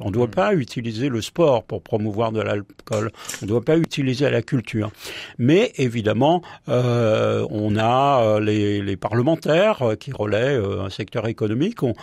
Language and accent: French; Paris, Île-de-France, France; moi je, je suis parisien